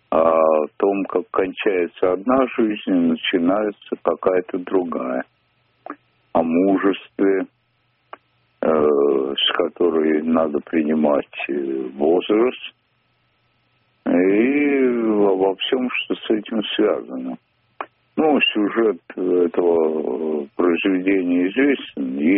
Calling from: Moscow Oblast, Russia

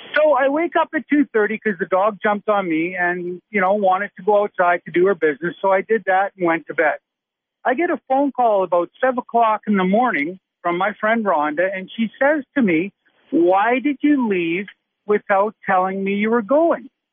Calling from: Saskatoon, Saskatchewan, Canada; I'm calling from Saskatoon, Saskatchewan, a tasty Canadian.

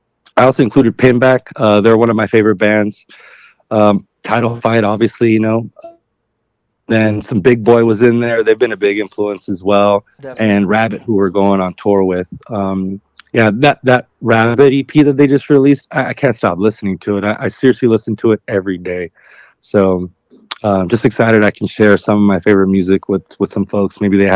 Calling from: Los Angeles, California, United States; I'm in Northeast LA right now, just at home, hanging out

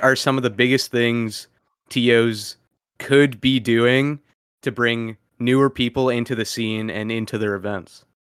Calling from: Vancouver, British Columbia, Canada; I'm calling in from Vancouver, Canada

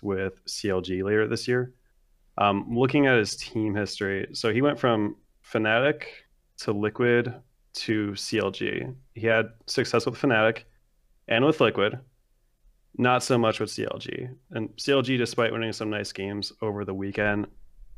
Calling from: West Pittston, Pennsylvania, United States; I'm calling from West Pittston, Pennsylvania

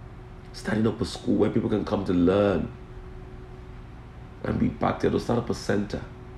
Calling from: Bolgatanga, Upper East, Ghana; I'm watching you from Balantaga, Upper East Region in Ghana.

